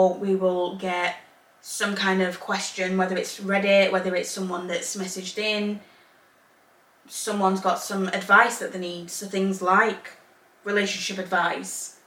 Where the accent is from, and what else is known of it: England, United Kingdom; born or raised there; also born or lived in Zambia / Northern Ireland; now in Belfast, United Kingdom